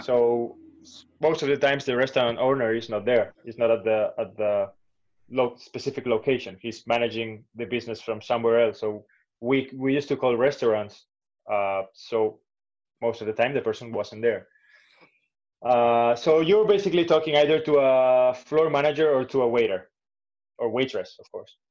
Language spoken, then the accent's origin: English; Valencia, Valencian Community, Spain; also born or lived in Barcelona; I grew up in Valencia